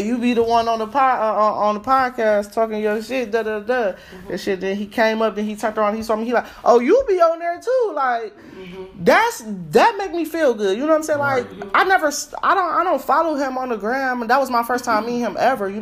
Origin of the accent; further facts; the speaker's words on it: Ohio, United States; I'm from Ohio